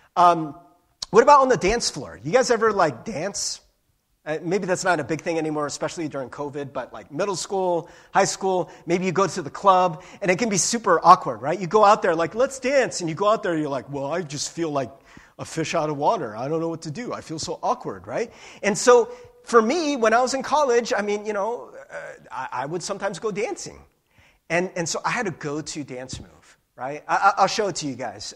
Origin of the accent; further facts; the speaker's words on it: Midwest, United States; I'm like Midwestern.